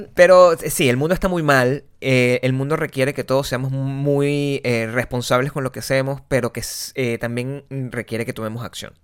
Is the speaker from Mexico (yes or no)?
no; Venezuela; moved away; nosotros somos venezolanos